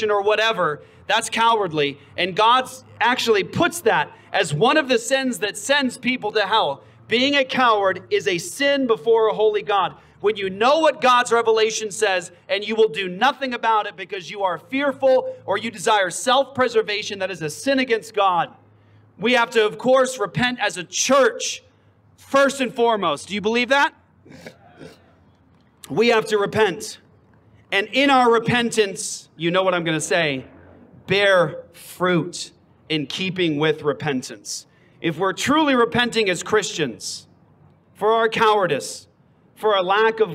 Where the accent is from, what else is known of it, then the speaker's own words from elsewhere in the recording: Phoenix, Arizona, United States; I'm from Phoenix. I'm from Arizona